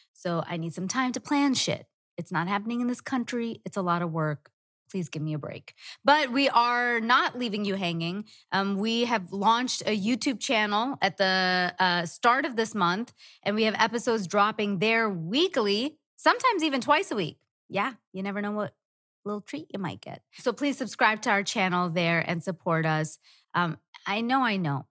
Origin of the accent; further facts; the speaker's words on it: Dubai, United Arab Emirates; I was born in Dubai